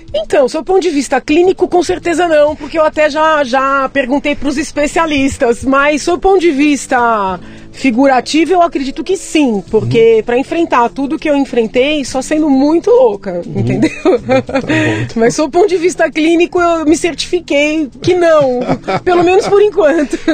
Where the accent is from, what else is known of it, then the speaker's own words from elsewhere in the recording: São Paulo, Brazil; Eu nasci no Tatuapé, uhum. em São Paulo, é, escola pública até a oitava série